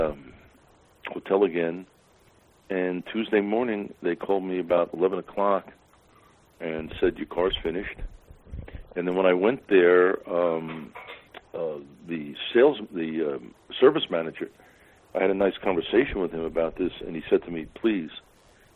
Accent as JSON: {"language": "English", "region": "Pennsylvania", "country": "United States", "said": "I'm from Pennsylvania"}